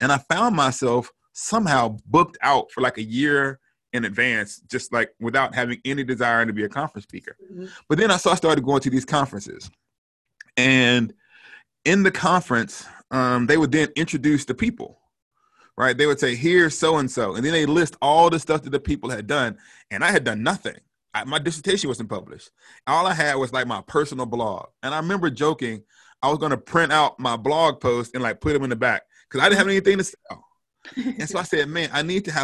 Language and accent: English; the South, United States; moved away; also born or lived in St Andrews, Scotland; I grew up in the South in an all Black context